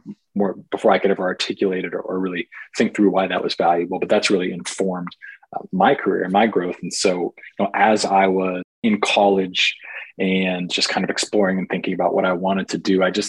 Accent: Portland, Oregon, United States; I was born and raised in Portland, Oregon

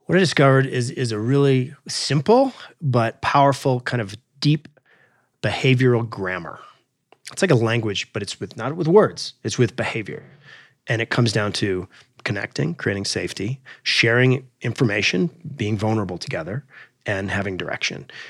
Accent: Alaska, United States; I grew up in Alaska

